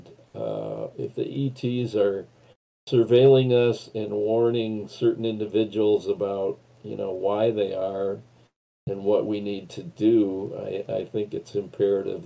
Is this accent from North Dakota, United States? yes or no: yes; Western Dakota, North Dakota, United States; now in Minneapolis, United States; where I grew up out in Western Dakota